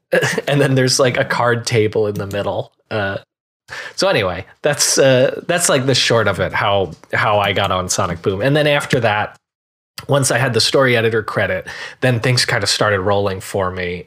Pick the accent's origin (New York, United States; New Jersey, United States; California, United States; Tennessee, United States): New Jersey, United States; Marlboro; moved away as an adult; now in Los Angeles, United States; both Greg and I were from New Jersey. We grew up together